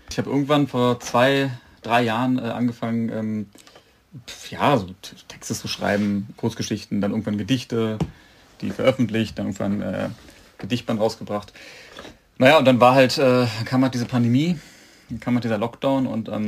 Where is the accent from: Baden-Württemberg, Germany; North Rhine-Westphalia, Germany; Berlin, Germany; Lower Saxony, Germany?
Berlin, Germany; Ja, ich komme auch ursprünglich aus Berlin, ja.